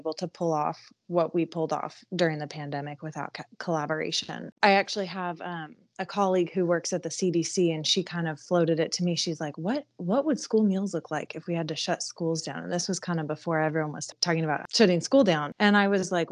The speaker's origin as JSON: {"language": "English", "town": "San Diego", "region": "California", "country": "United States", "moved": "as an adult", "lives_now": "Cartersville, United States", "said": "I'm from San Diego"}